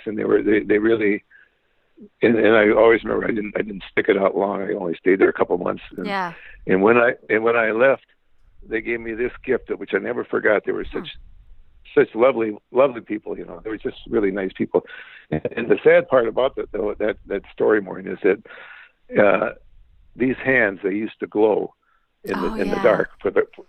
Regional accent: LaSalle, Illinois, United States; I grew up more in a small town in central Illinois called Lucelle, Illinois.

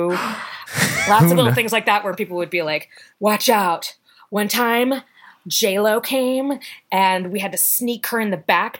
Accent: Richmond, Virginia, United States; Richmond, Virginia.

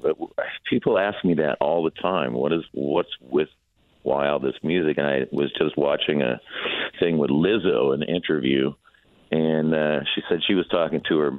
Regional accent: Minneapolis, Minnesota, United States; I'm from Minneapolis, so it's my hometown.

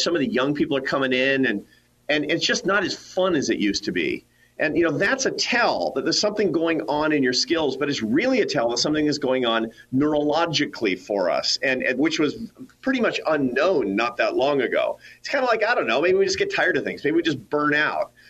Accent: Seattle, Washington, United States; I grew up in the Pacific Northwest. I grew up in Seattle, Washington

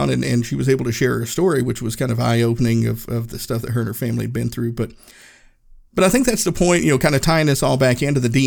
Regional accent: Erwin, Tennessee, United States; this is the hmm. first place I had lived outside of my hometown, Erwin, Tennessee.

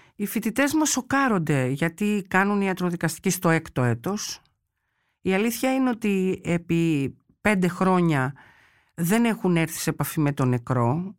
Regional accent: Chalcis, Central Greece, Greece; εγώ είμαι από τη Χαλκίδα

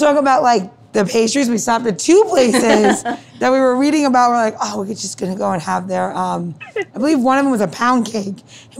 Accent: New York, United States; now in Washington, DC, United States; living in DC versus growing up in New York.

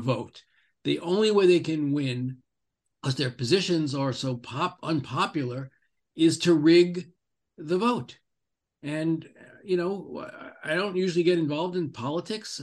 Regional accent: Great Neck, New York, United States; moved away; my hometown, where I grew up, in Great Neck, New York

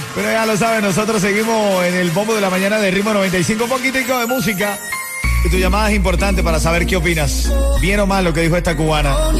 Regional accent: Venezuela; como decimos los el venezolano

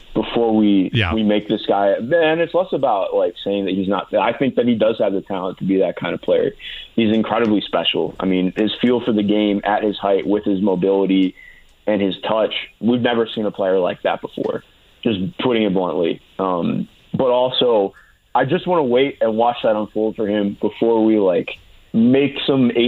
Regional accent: Cleveland, Ohio, United States; I grew up in Cleveland, just outside Cleveland

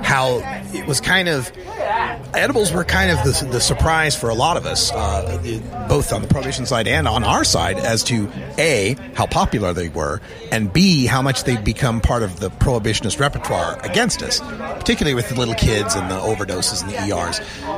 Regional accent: Idaho, United States; moved away; I'm from Idaho and had to leave my whole family behind

